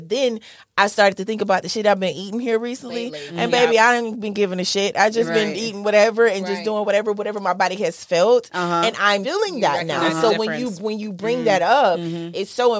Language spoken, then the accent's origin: English; Southern Mississippi, United States; I'm from Southern Mississippi. We eat the shit that be in our backyard